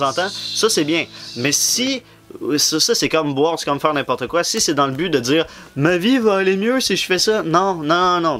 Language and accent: French; Quebec, Canada; on est des Québécois